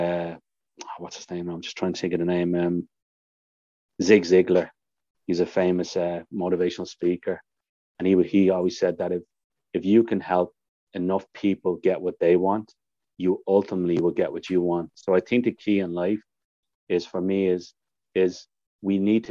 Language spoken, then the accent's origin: English; Ireland; now in Canada; people call me the Irishman. I became known as the Irishman